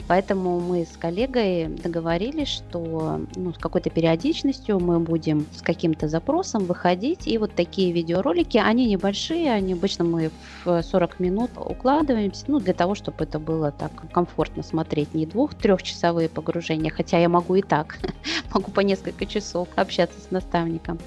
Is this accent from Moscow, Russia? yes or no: no; Saint Petersburg, Russia; я из Петербурга.